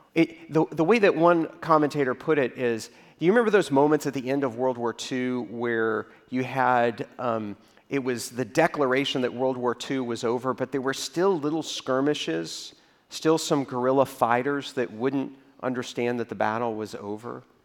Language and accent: English; Texas, United States; I grew up in Texas